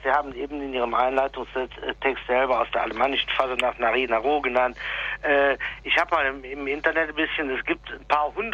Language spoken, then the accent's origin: German; North Rhine-Westphalia, Germany; Das ist ja so eine große Städterivalität bei uns im Rheinland auch.